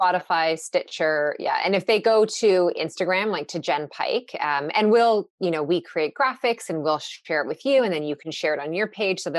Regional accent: Newmarket, Ontario, Canada; I was working part-time at a gym in the town I grew up in Newmarket

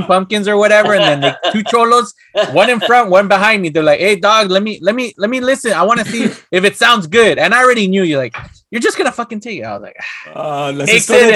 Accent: Los Angeles, California, United States; growing up in East LA, like, all my cousins, like, right away started cholo

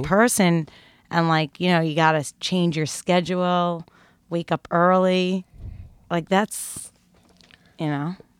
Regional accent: Brooklyn, New York, United States; now in Greenwich Village, New York, United States; I grew up in Brooklyn

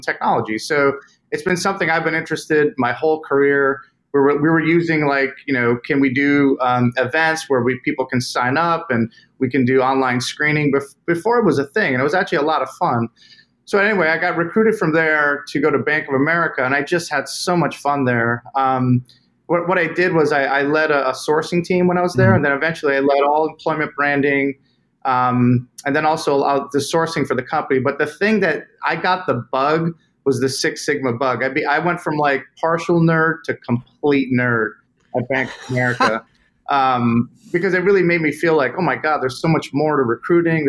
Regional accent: Boston, Massachusetts, United States; now in Charlotte, United States; I'm from Boston originally

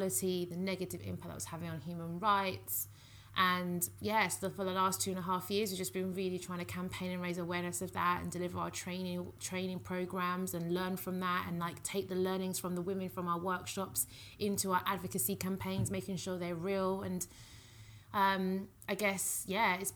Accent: United Kingdom; I am British Nigerian

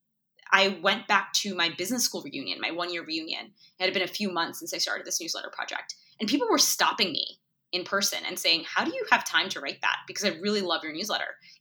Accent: New York City, New York, United States; also born or lived in India; I was born in India. I moved to America when I was three. I moved to New York City.

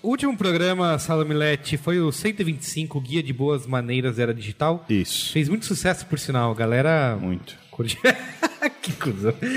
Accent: Brazil

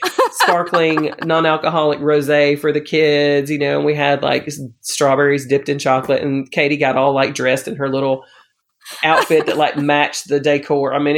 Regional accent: Alabama, United States; I'm from Alabama.

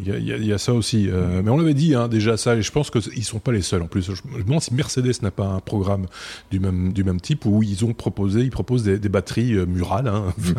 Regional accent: Belgium; près de chez nous, en Belgique

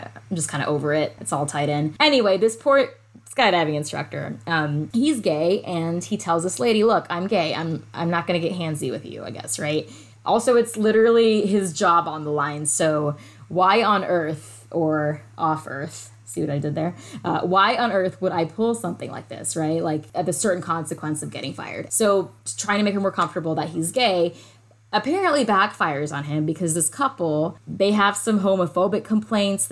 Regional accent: Atlanta, Georgia, United States; my hometown, Atlanta

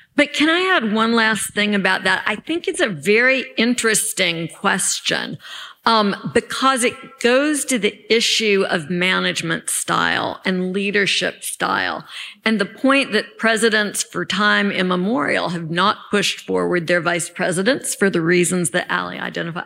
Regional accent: Alabama, United States; I'm from Alabama

